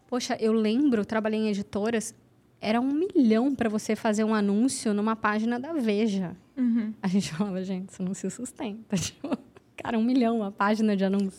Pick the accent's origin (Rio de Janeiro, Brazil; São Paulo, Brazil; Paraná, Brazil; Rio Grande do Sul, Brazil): São Paulo, Brazil; Santos; Santos, eu sou de Santos